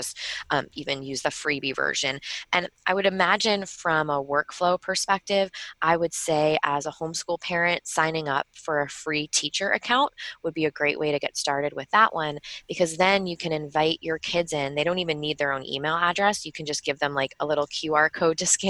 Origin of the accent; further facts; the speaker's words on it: Long Island, New York, United States; I'm from Long Island, so sometimes I get my vowels a little, you know, a little different